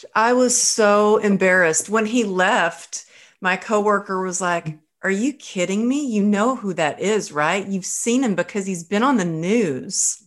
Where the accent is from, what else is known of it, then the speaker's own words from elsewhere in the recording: Texas, United States; now in Woodland Hills, United States; I'm originally from Texas